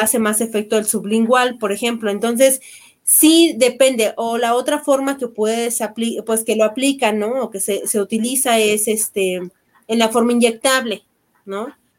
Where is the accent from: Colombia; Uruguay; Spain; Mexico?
Mexico; como buenos mexicanos